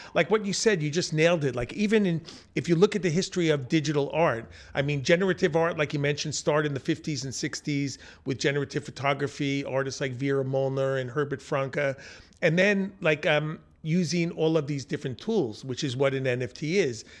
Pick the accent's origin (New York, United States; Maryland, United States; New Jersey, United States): New York, United States; Long Island; I grew up in Long Island in the suburbs